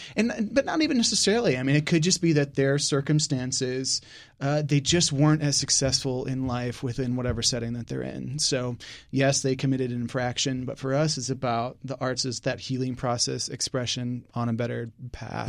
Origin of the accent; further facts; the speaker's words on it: Northern United States, United States; now in Houston, United States; Yankee, so coming down here, it was definitely an adjustment.